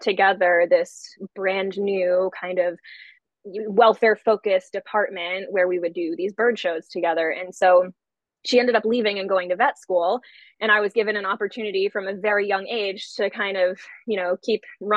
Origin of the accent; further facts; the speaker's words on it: the town over from Southwick, Massachusetts, United States; I grew up the town over from Southwick, so it was kind of like my hometown zoo.